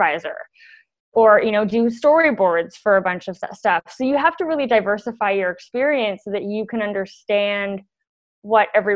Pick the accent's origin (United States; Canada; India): Canada; Toronto, Ontario; I grew up in Toronto and went to the School of Toronto Dance Theatre